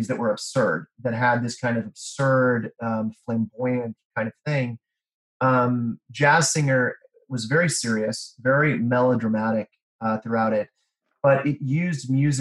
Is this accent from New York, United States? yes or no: no; Kansas, United States; I grew up in Kansas